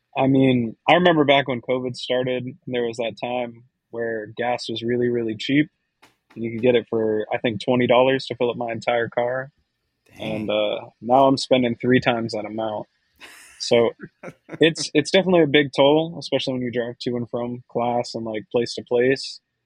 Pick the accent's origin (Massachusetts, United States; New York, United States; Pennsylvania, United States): Massachusetts, United States; Boston; my hometown of Boston